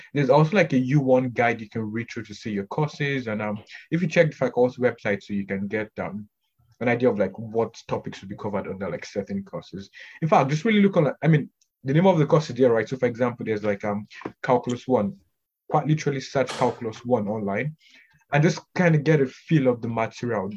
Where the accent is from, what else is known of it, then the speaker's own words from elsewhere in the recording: Canada; I'm, I'm Canadian most for the most part